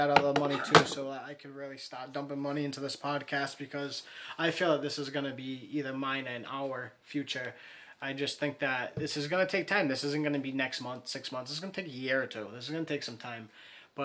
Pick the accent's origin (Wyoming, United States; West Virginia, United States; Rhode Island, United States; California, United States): Rhode Island, United States; Warwick; I'm from Rhode Island. So I'm not from Michigan. I'm not from Chicago. Rhode Island. Warwick, Rhode